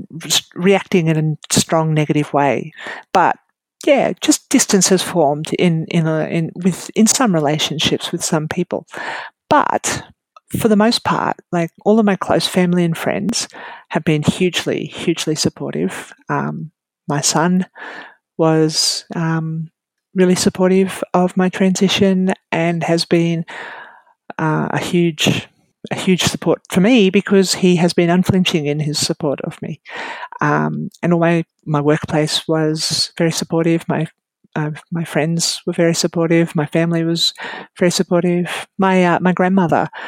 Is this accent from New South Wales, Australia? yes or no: yes; Narrabri, New South Wales, Australia; now in Queensland, Australia; Narrabri, which is my old hometown in New South Wales.